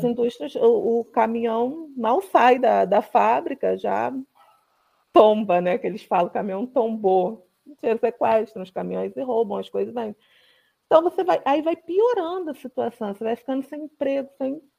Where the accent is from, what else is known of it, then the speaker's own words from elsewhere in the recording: Rio de Janeiro, Brazil; E eu sou do Rio de Janeiro, né? Então, uhum. eu não, eu não sou de São Gonçalo, mas conheço muita gente que mora ali